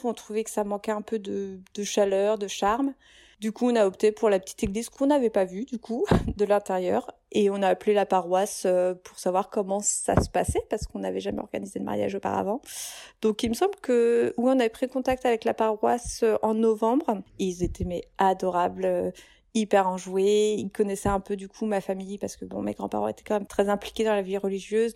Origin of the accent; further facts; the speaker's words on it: Reims, Grand Est, France; je viens de Reims